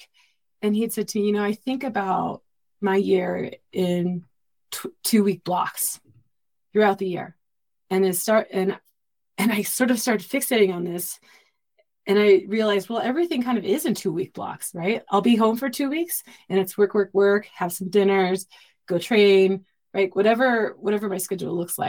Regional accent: Southern California, United States; I grew up in Southern California

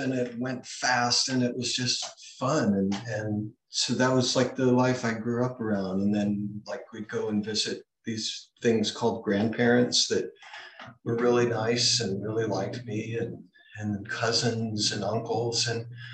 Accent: Hawaii, United States; I was born in Hawaii

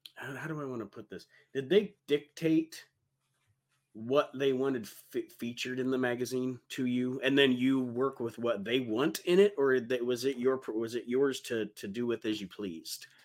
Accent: Toledo, Ohio, United States; I grew up in Toledo

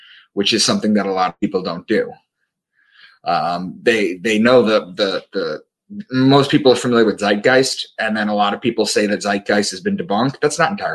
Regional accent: Long Island, New York, United States; moved away as an adult; also born or lived in Boston; I am from Long Island, where I live again now with my wife and our lovely home

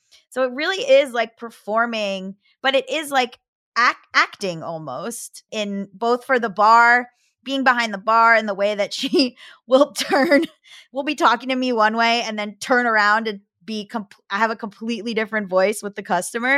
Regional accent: Florida, United States; moved away; I'm from Florida, I can do it. I put on a Southern accent in certain instances

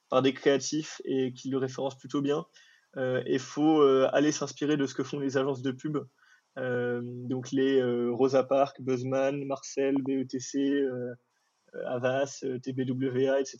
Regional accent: Morocco; parce que moi, je viens du Maroc à la base.

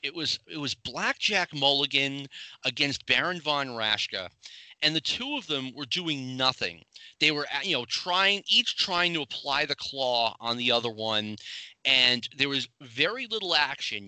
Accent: Boston, Massachusetts, United States; I grew up in the around the Boston area

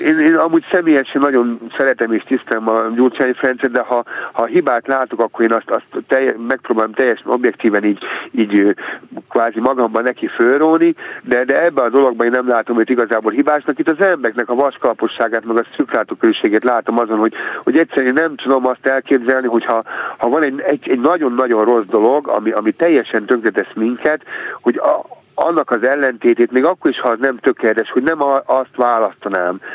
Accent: Hungary; magyarként megélni

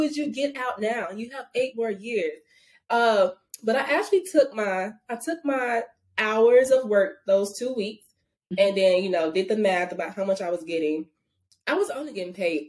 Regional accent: Arkansas, United States; moved away as an adult; I'm from Arkansas

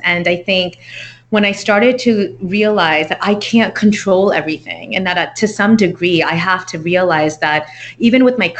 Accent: Texas, United States; also born or lived in New York; I was raised here in Texas, moved to San Antonio, and I've kind of been all over the state

